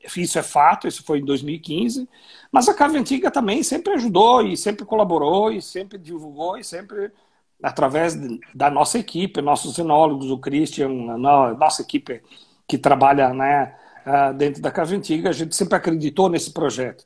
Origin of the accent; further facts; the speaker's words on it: Cotiporã, Rio Grande do Sul, Brazil; moved away; a minha família lá em Cotiporã, onde eu nasci